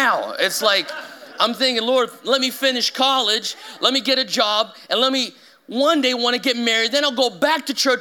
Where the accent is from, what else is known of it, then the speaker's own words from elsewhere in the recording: São Paulo, Brazil; moved away as an adult; I've loved growing up in Brazil.